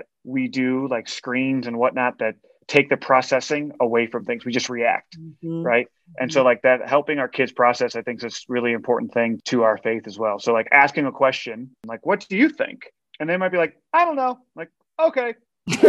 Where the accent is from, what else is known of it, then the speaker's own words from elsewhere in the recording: outside of Chicago, Illinois, United States; I grew up outside of Chicago.